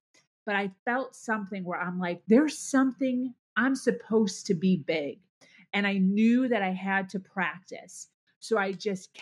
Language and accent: English; Chicago, Illinois, United States; also born or lived in Ohio / Pennsylvania; now in South Florida, United States; I born and raised in Chicago, a Midwest girl